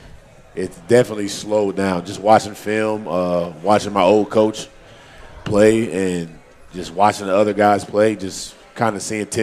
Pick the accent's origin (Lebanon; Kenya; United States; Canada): United States; Maryland; moved away as an adult; also born or lived in North Carolina; I'm originally from Maryland